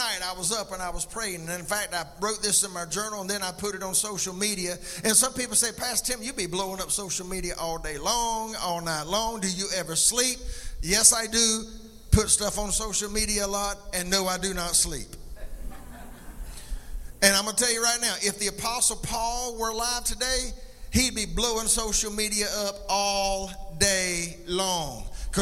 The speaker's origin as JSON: {"language": "English", "town": "McCall", "country": "United States", "tie": "born or raised there", "also_born_or_lived": "Columbia", "said": "I grew up in McCall"}